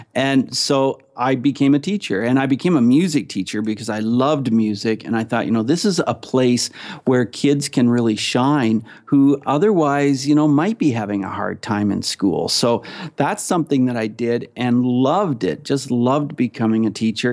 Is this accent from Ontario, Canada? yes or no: yes; Ontario, Canada; I am from Canada. I'm from Ontario, Canada.